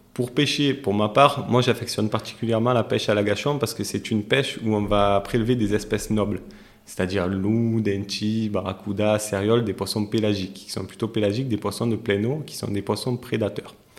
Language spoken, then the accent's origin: French; Marseille, Provence-Alpes-Côte d'Azur, France; non loin de là où j'ai grandi, donc je suis natif d'à côté, euh, des quartiers nord de Marseille